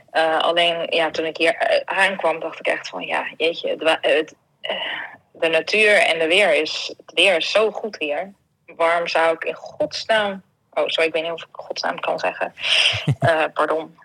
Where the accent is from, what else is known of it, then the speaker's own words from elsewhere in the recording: Netherlands; moved away; ik ben een Hollander